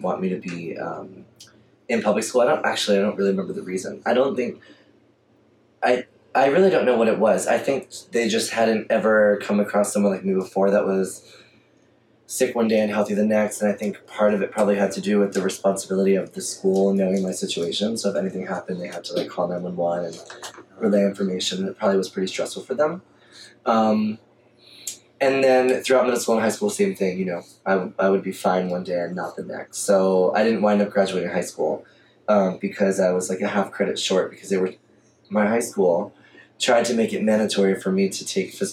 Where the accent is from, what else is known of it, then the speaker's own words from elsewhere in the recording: Coral Springs, Florida, United States; moved away as an adult; also born or lived in Miami / New York; now in Atlanta, United States; I grew up in Fort Lauderdale, Coral Springs to be technical